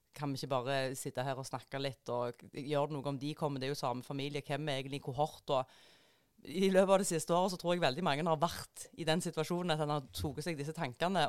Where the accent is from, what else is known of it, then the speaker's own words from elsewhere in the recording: Jæren, Rogaland, Norway; moved away; jeg er jo veldig parlamentarisk korrekt eh, som jærbu